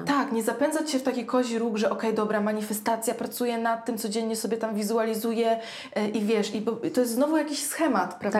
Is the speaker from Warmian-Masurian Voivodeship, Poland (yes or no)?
yes; Ełk, Warmian-Masurian Voivodeship, Poland; moved away as an adult; now in Warsaw, Poland; ja też pochodzę z małego e, miasta, z Ełku